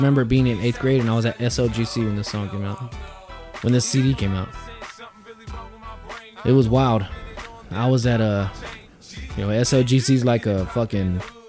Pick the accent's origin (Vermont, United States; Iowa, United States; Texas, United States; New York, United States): New York, United States; Queens; I'm from Southside Jamaica, Queens.